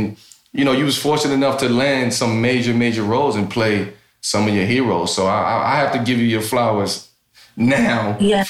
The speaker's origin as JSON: {"language": "English", "region": "the South", "country": "United States", "tie": "born or raised there", "said": "the fact that growing up in the South, right, and you're around, you know, powerful Black women, hardworking Black women. So you see and you experience that every day growing up down there in the South, on the farm"}